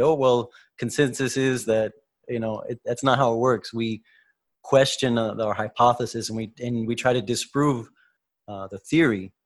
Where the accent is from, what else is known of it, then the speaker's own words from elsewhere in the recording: United States; We're both from the United States